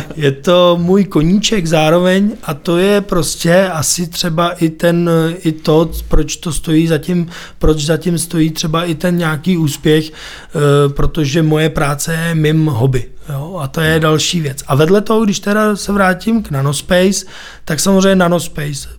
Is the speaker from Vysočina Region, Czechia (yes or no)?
no; Písek, South Bohemian Region, Czechia; Je to moje rodné město, narodil jsem se tam